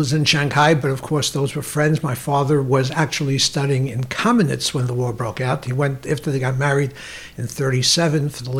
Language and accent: English; New York City, New York, United States; I was born in Williamsburg, Brooklyn. At that time, it was not the Hasidic community it is today. It was really a center of Jewish life, broad spectrum of Jewish life.